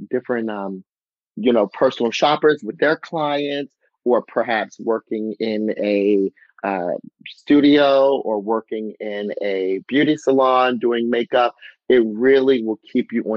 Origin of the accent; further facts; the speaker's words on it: Harford County, Maryland, United States; my hometown, Harford County.